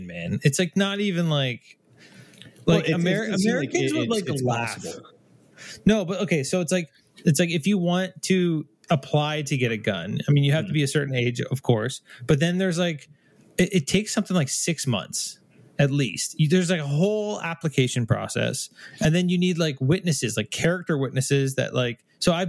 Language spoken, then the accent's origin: English; Canada; I'm Canadian.